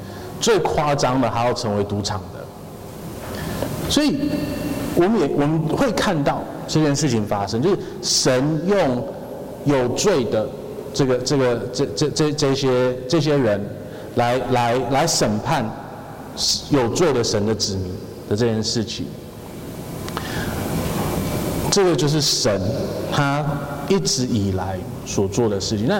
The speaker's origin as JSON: {"language": "Chinese", "country": "United Kingdom", "said": "我这这这个我们从英国来的，我我们第一手知道这件事情。"}